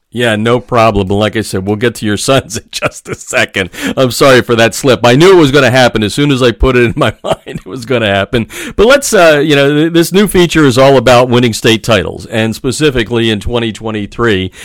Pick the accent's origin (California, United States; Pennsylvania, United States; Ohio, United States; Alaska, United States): Pennsylvania, United States; Easton; I was born and raised in Easton, Pennsylvania